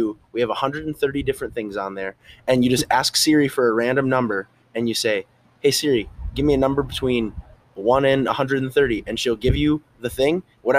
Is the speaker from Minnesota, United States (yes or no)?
yes; Minnesota, United States; moved away; we're both from Minnesota